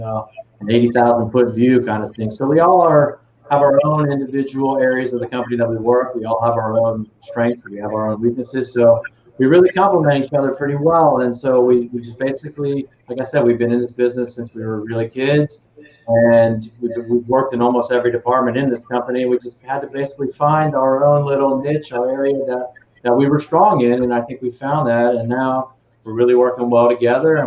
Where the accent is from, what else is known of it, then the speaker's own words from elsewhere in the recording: the South, United States; now in Florida, United States; 3 kids growing up in the South